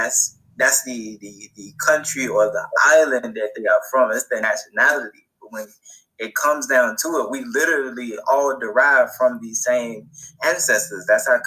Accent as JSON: {"language": "English", "country": "United States", "tie": "born or raised there", "said": "I have Nigerian blood. I'm Nigerian by blood. I'm Cameroonian by blood, but I'm a native to America."}